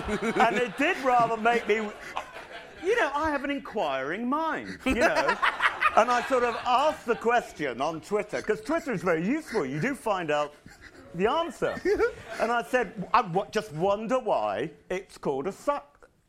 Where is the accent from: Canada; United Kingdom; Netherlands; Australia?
United Kingdom; Rottingdean, South East England; because I'm actually from Rottingdean near Brighton.